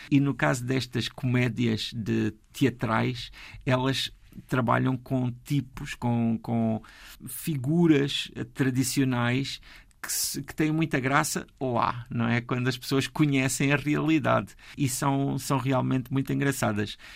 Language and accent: Portuguese; Alentejo, Portugal; moved away as an adult; also born or lived in Santo Antão, Cape Verde; a da minha aldeia, do Alentejo